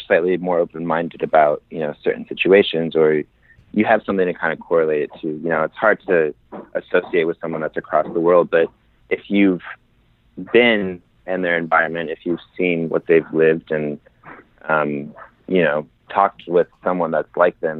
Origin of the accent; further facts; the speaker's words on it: Kansas City, Missouri, United States; moved away as an adult; also born or lived in Paris, France; now in Chicago, United States; I grew up in Kansas City, Missouri